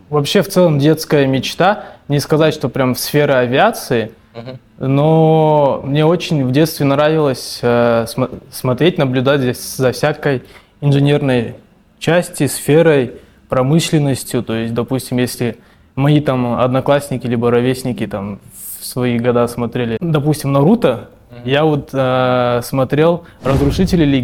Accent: Bishkek, Kyrgyzstan; born or raised there; also born or lived in Kazan

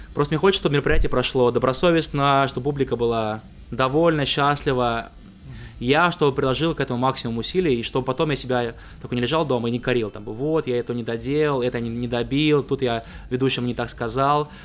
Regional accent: Ryazan, Ryazan Oblast, Russia; это было в Рязани, там, откуда я родом

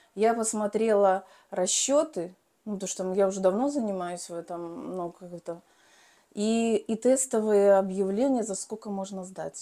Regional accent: Belarus; moved away as an adult; now in Moscow, Russia; сама я родом из Беларуси

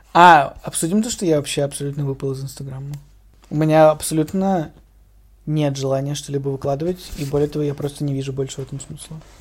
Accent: Russia; moved away as an adult; я русский и что я из России

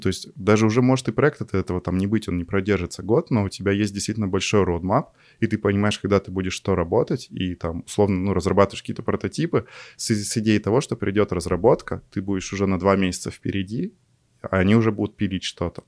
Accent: Yekaterinburg, Sverdlovsk Oblast, Russia; also born or lived in Chelyabinsk; из России, не из Москвы, а из Екатеринбурга

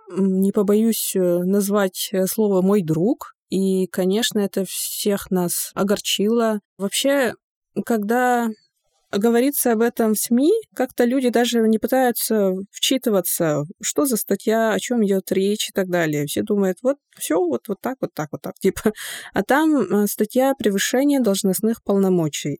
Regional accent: Yakutia, Sakha Republic, Russia; Russian is a second language; у себя на родине

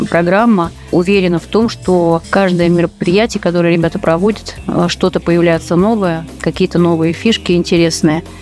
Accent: Saint Petersburg, Russia; и, наверное, солнышко привезли даже мы, питерцы, потому что Москва замерзала

